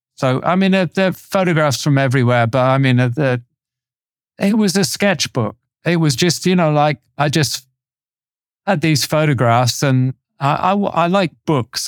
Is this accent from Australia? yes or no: no; Torquay, South West England, United Kingdom; when I was a teenager growing up in Torquay